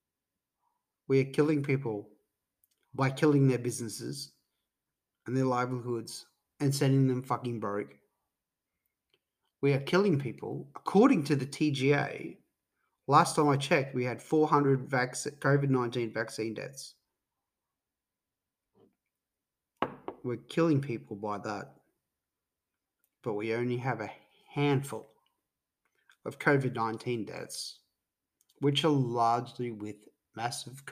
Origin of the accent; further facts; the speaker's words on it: Queensland, Australia; Being a Queenslander